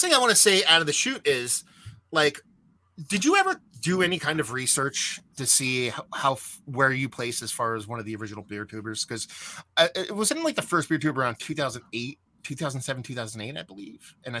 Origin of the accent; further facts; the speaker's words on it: Pennsylvania, United States; also born or lived in New Jersey; Where I grew up in Pennsylvania, I originally lived in New Jersey and up where I moved into Pennsylvania, I moved there when I was like 12 and a huge Polish background